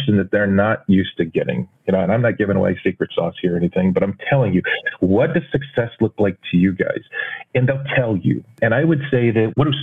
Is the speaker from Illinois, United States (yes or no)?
no; Texas, United States; growing up in Texas